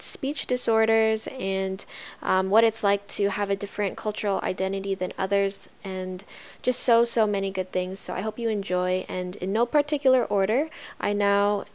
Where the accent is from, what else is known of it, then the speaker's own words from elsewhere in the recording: Ontario, Canada; I was born here in Canada, but my parents were born in Vietnam.